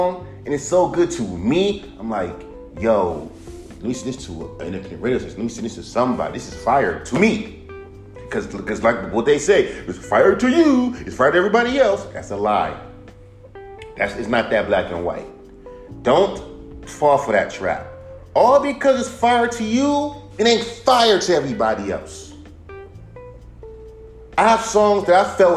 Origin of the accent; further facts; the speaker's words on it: West Coast, United States; now in Inglewood, United States; I'm from the West Coast. I live in Inglewood.